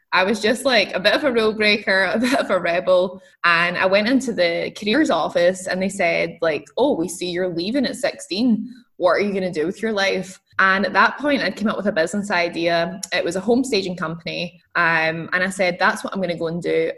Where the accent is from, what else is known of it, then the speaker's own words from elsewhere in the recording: Scotland, United Kingdom; I'm, I'm from Scotland. So I grew up in Scotland